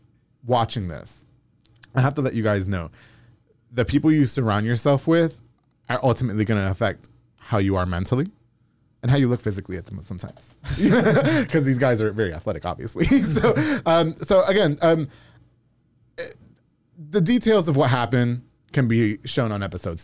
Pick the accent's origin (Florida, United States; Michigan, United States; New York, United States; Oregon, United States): New York, United States; Long Island; moved away; I'm from New York